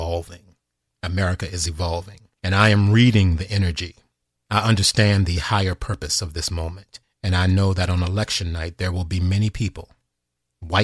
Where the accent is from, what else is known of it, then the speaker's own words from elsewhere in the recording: United States; a man who was born and raised in this country